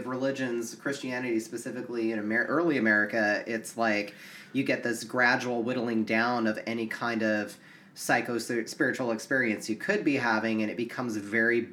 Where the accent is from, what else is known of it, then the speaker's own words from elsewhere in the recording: United States; an American